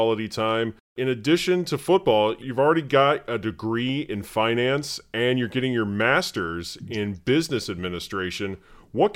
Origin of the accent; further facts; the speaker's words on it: Indiana, United States; moved away; I'm originally from Indiana, and when my wife brought me to Michigan to meet her family